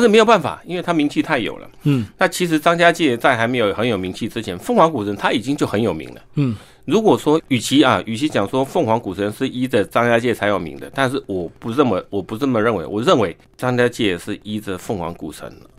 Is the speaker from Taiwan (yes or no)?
yes; Taiwan; 我们台湾人